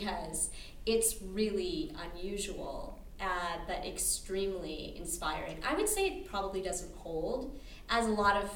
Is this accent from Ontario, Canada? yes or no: no; Alberta, Canada; now in Chicago, United States